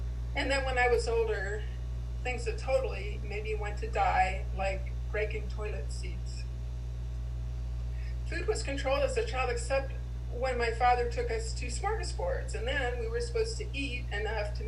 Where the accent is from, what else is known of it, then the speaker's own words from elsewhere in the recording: Midwest, United States; I was born in 1951 in the Midwest to a strict German Catholic family